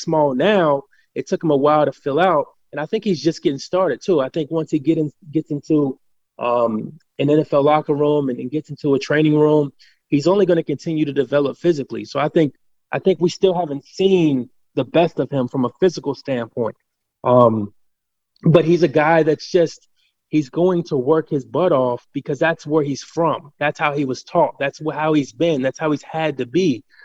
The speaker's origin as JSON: {"language": "English", "town": "Cincinnati", "region": "Ohio", "country": "United States", "tie": "born or raised there", "said": "I'm born and raised in Cincinnati, Ohio"}